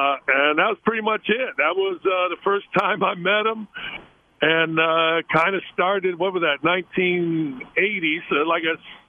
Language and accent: English; Chicago, Illinois, United States; Doug, I'm from Chicago, basically, not Southern Indiana or Middle Indiana. We followed DePaul, you know, Notre Dame, that kind of stuff.